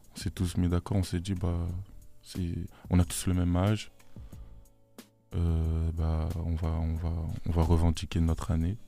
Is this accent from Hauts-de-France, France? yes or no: no; Sainte-Geneviève-des-Bois, Île-de-France, France; On vient tous de Sainte-Geneviève-des-Bois